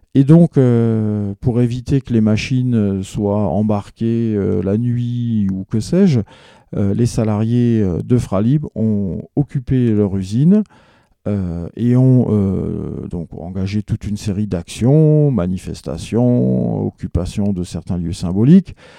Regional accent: Alsace, Grand Est, France; chez nous en Alsace

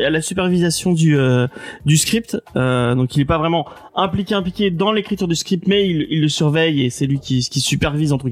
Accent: France; bah oui, bah on aime bien râler, on est français hein, quand même.

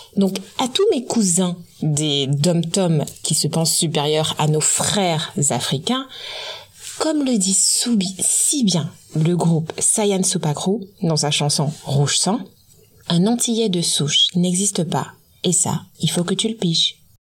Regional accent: French Guiana

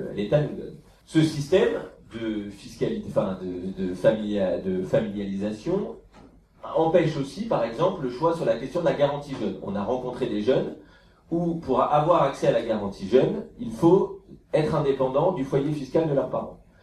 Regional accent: France; chez nous en France

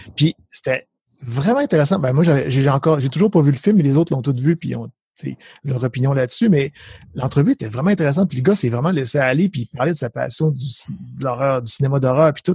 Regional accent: Saguenay, Quebec, Canada; now in Ontario, Canada; je viens en Ontario, je viens du Saguenay, mais je, viens en Ontario

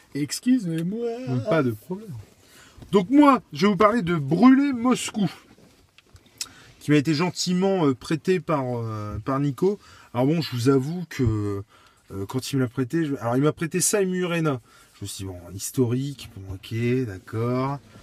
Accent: France; en tant que Français

